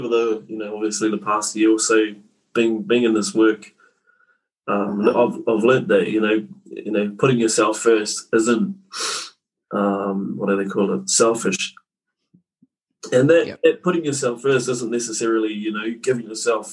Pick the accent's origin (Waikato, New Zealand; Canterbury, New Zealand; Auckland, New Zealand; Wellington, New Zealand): Waikato, New Zealand; Tūrangi; born and bred in Central North Island. A place called Tūrangi.